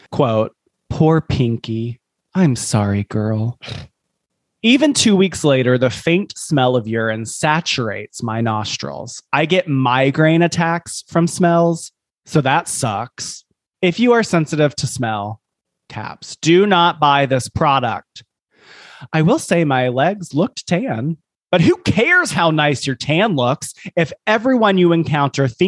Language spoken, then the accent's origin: English; Scotland, United Kingdom; which I do have experience with because I am Scottish.